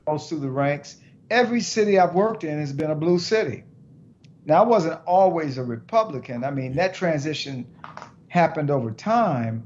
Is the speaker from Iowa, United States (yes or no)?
no; Detroit, Michigan, United States; I grew up in Detroit